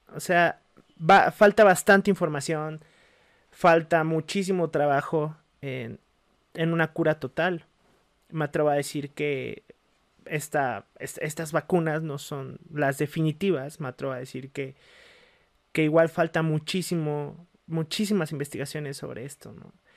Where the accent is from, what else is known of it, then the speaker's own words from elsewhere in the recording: Mexico; somos mexicanos, estamos acostumbrados a un ritmo de vida